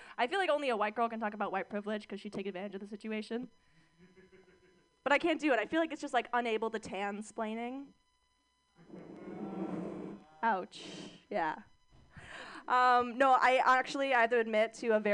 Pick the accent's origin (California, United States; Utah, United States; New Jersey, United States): California, United States; Mission Viejo; I grew up in Orange County, California